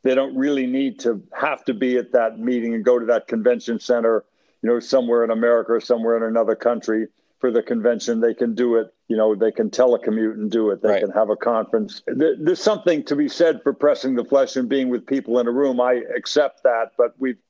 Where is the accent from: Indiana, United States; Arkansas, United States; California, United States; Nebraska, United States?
California, United States; Los Angeles; I grew up in Los Angeles in the 50s and 60s